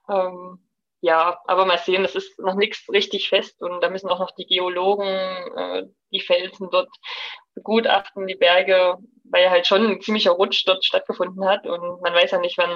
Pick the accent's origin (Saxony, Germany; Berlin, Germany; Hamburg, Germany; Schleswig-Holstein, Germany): Saxony, Germany; Und natürlich bei uns im Erzgebirge auch geklöppelt. Ähm, das war so in unserer Familie ein bisschen gang und gäbe.